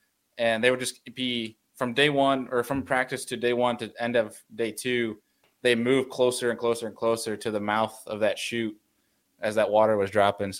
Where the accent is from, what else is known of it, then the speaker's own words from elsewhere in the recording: New York, United States; I'm the New Yorker fishing down south